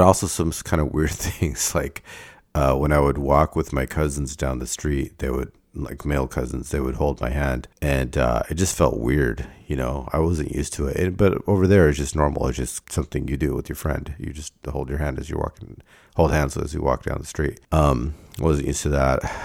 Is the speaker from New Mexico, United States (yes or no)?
no; Davis, California, United States; Davis is my home, not India